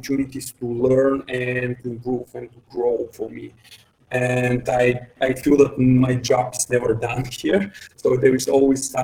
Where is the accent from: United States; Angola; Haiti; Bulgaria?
Bulgaria; English is a second language; I'm from Bulgaria